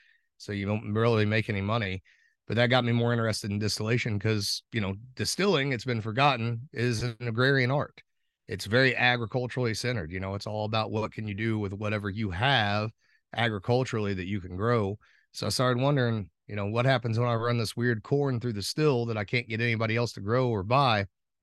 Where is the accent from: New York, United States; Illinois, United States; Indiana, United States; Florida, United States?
Indiana, United States; Pekin; I'm from Pekin, Indiana. Born and raised here, grew up on a tobacco farm with parents and grandparents that also worked the tobacco farm